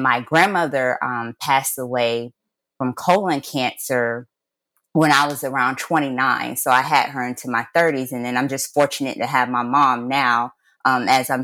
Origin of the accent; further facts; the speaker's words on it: Jacksonville, Florida, United States; I was born and raised in Jacksonville, Florida